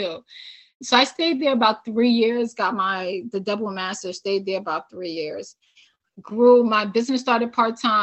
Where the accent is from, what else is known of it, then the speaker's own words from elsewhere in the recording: New York City, New York, United States; moved away as an adult; also born or lived in Albany / California / Nevada; I'm from New York City